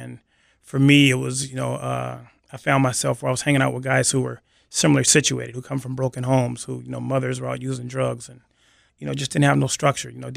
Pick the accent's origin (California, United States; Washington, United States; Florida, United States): Washington, United States; Seattle; I grew up here in Seattle, in the Central District.